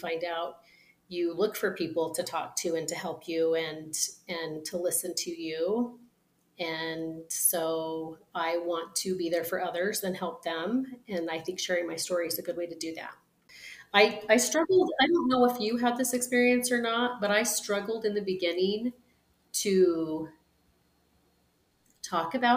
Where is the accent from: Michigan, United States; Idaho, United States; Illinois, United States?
Idaho, United States; southeastern; also born or lived in Utah; I was born in Utah and relocated to Idaho.